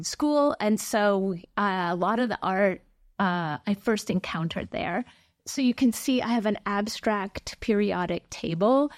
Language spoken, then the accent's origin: English; Lake Mills, Wisconsin, United States; moved away; I grew up in a very small town in Wisconsin